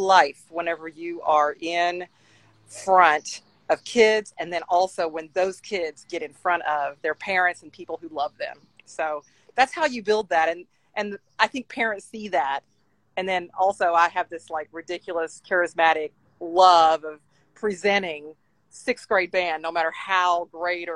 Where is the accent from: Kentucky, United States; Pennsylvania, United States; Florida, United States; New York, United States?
Kentucky, United States; Henderson; my hometown in Henderson, Kentucky, in Western Kentucky